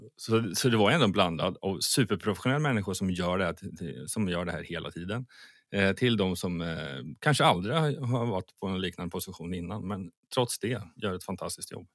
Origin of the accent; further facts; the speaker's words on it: Sweden; Som svensk